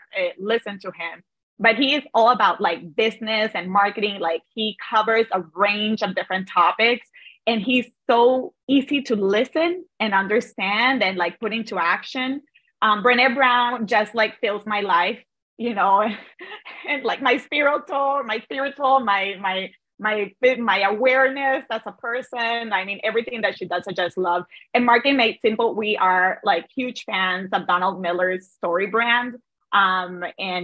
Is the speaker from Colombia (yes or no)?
yes; Cartagena, Bolívar, Colombia; moved away as an adult; now in United States; I'm originally from Cartagena, Colombia. And I immigrated